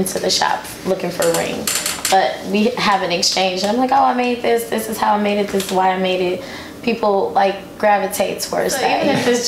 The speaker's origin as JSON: {"language": "English", "country": "United States", "said": "I'm American. I'm a first generation American"}